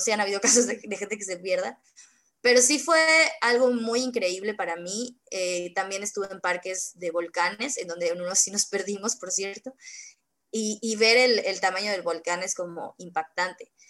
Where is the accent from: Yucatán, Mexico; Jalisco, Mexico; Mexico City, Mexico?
Yucatán, Mexico; Mérida; yo soy de Mérida, Yucatán